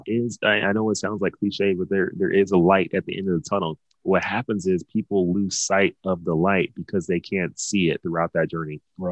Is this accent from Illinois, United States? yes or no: no; Dallas, Texas, United States; growing up in Dallas